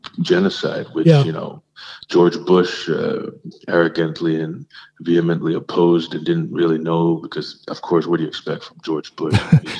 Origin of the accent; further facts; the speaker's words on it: South India, India; Basically, I'm South Indian.